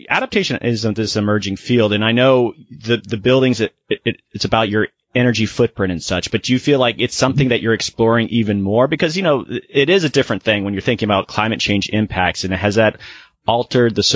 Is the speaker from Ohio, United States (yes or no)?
no; Florida, United States; I'm from Florida